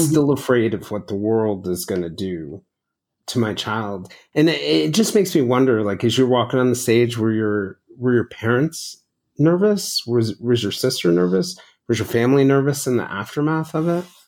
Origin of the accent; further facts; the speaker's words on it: the South, United States; a black family growing up in the South